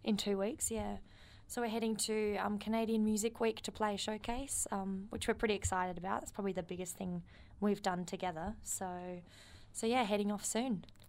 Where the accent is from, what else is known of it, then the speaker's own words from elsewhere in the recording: Adelaide, South Australia, Australia; moved away as an adult; now in Melbourne, Australia; We're a band from Adelaide, like you said. Um, we moved over a couple years ago just to um, to try it out in Melbourne